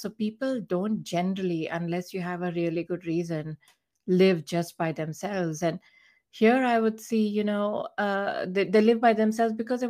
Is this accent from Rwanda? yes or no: no; India; moved away as an adult; now in United States; growing up in India